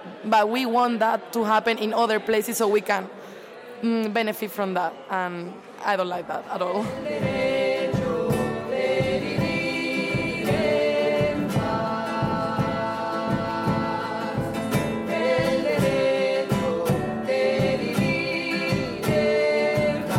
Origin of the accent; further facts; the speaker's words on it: Seville, Andalusia, Spain; I'm from Seville, the south of Spain